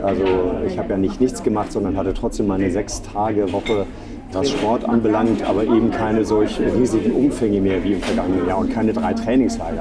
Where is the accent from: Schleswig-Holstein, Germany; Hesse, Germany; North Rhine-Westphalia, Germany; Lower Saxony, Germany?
Schleswig-Holstein, Germany; Reinbek; moved away as an adult; also born or lived in Bavaria; now in Hamburg, Germany; vor den Touren Hamburgs bin ich groß geworden, in Rheinweg.